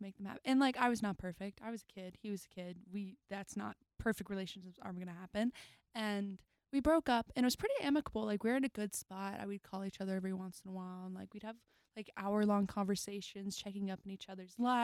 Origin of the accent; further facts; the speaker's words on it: Dallas, Texas, United States; now in Nashville, United States; I'm actually from Texas